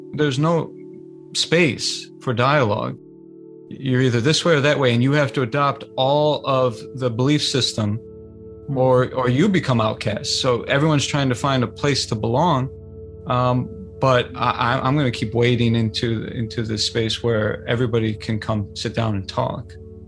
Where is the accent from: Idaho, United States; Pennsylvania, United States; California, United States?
California, United States; born there; That's, that's a really powerful reflection. I was born in California.